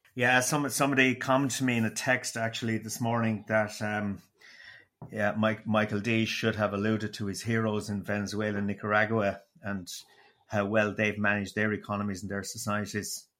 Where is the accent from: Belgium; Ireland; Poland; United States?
Ireland; Waterford, Munster; accent: Waterford; it was a beautiful, dulcet Waterford accent